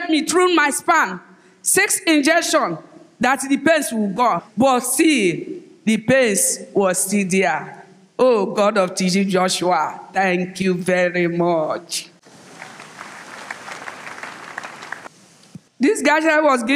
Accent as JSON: {"language": "English", "town": "Omoku", "region": "Rivers State", "country": "Nigeria", "said": "from River State of Nigeria. I am from Omok Town, from Onelga"}